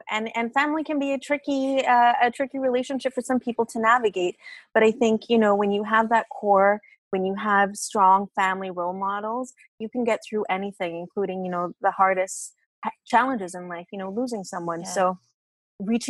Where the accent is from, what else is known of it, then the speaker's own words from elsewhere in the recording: Australia; moved away as an adult; also born or lived in Italy; now in Canada; I grew up in Australia, so it was difficult being Latina in Australia